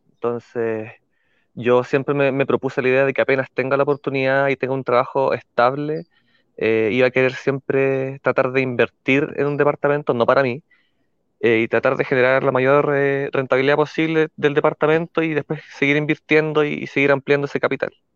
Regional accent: Santiago, Santiago Metropolitan Region, Chile; also born or lived in Iquique; soy de Santiago, pero estoy ahora trabajando en Iquique.

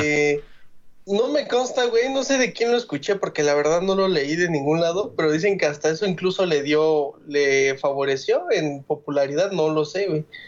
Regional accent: Mexico; como mexicanos

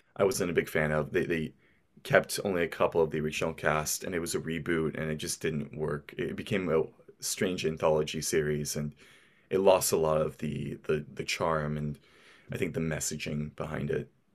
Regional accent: Portland, Oregon, United States; I'm from the States, from Portland, Oregon

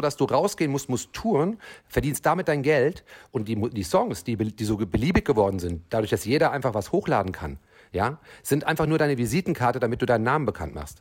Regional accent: Frankfurt, Hesse, Germany; Ich komme ja eigentlich aus Frankfurt

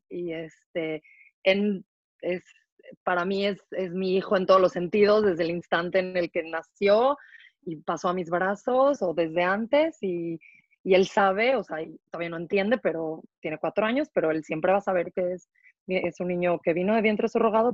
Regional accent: Mexico; moved away as an adult; now in Israel; yo crecí en México, eh, soy mexicana. Hace 11 años me mudé a vivir a Israel

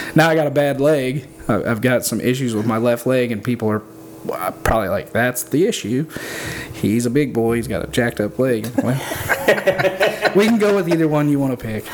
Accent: Benton, Illinois, United States; I'm out of Benton, Illinois, uh, with Janky Leg Barbecue

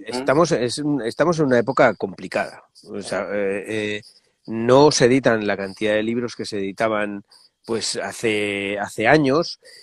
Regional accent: Medina del Campo, Castile and León, Spain; en plena tierra castellana, en una ciudad que se llama Medina del Campo

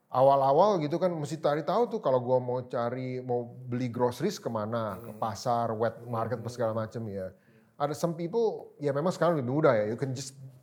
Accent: Jakarta, Indonesia; moved away as an adult; also born or lived in Thailand; kita dari Jakarta

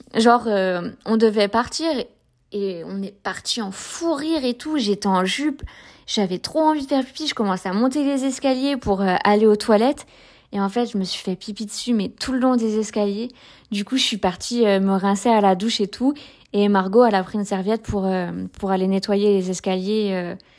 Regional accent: Saint-Brieuc, Brittany, France; moi je suis de Saint-Brieuc

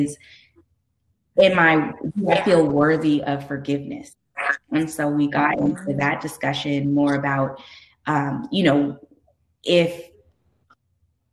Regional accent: California, United States; I'm from California

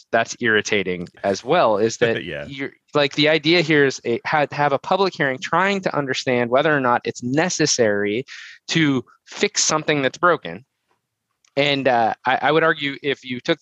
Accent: United States; as an American

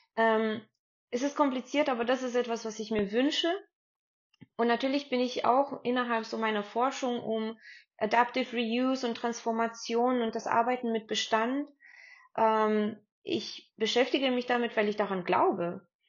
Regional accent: Stuttgart, Baden-Württemberg, Germany; ich bin ja so aufgewachsen in Stuttgart

